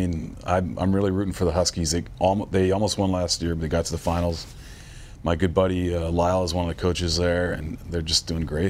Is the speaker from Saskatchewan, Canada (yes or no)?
yes; Saskatchewan, Canada; now in Toronto, Canada; we both live in Toronto, but we're from Saskatchewan.